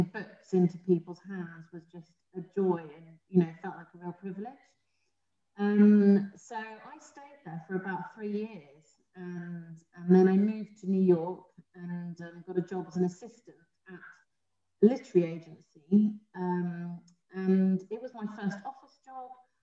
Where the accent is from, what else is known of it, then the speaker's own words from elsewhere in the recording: London, United Kingdom; I grew up in South London